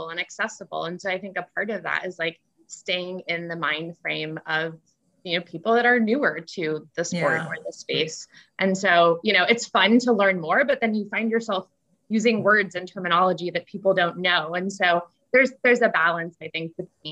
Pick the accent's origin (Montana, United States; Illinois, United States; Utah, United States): Illinois, United States; Chicago; now in California, United States; I grew up in Chicago to a family that drank a lot of wine.